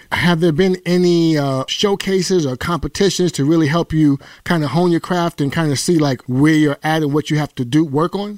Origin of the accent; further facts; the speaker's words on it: New York, United States; I'm from the town, I'm from the soil, I'm from New York